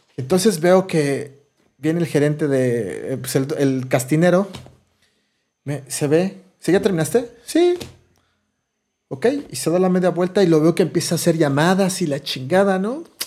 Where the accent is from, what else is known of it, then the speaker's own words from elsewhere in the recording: Mexico City, Mexico; de, la Ciudad de México